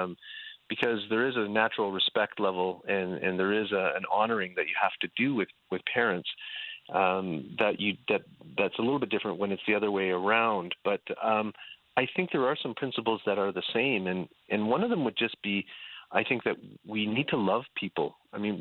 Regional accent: Canada; also born or lived in Dubuque, Iowa; now in Southern California, United States; growing up in Canada

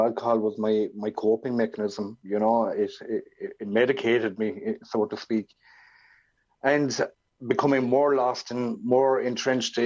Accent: Ireland; where I was brought up here in Ireland

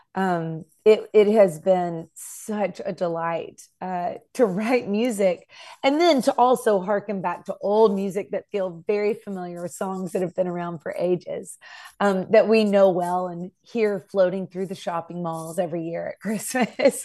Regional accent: Nashville, Tennessee, United States; I'm from Nashville, so it's a very musical place.

